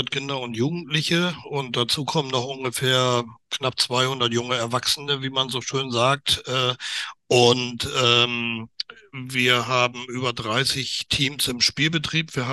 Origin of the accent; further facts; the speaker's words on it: Northern Germany, Germany; also als Norddeutscher, ich bin zwar kein Seefahrer, aber als Norddeutscher weiß ich zumindest, wo das Wasser liegt.